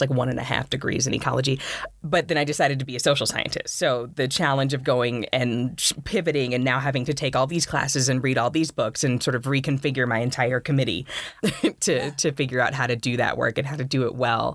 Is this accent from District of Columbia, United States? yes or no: no; Los Angeles, California, United States; moved away as an adult; also born or lived in Florida; now in Boulder, United States; my experiences growing up in South Central, formerly South Central, now Central Los Angeles